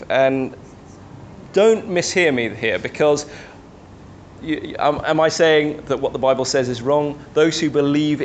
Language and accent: English; London, United Kingdom; As a young boy growing up in the Chinese church in London